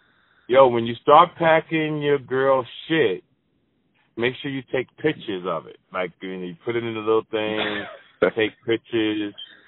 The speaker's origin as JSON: {"language": "English", "town": "Jersey City", "region": "New Jersey", "country": "United States", "tie": "born or raised there", "said": "my hometown, Jersey City, New Jersey"}